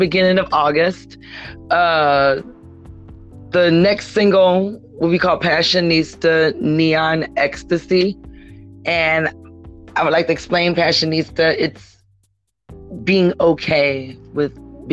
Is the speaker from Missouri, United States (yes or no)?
yes; Ferguson, Missouri, United States; I grew up in Ferguson, and you know that's like right next door